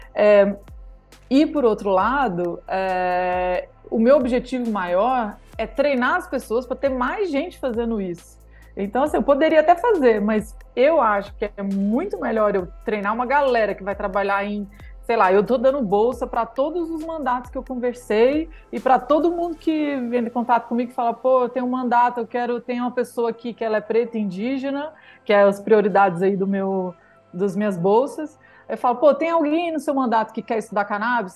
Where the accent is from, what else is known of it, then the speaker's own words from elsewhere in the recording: Alto Paraíso de Goiás, Goiás, Brazil; moved away as an adult; also born or lived in Vancouver, Canada; eu sou de Alto Paraíso de Goiás. E cresci em São Jorge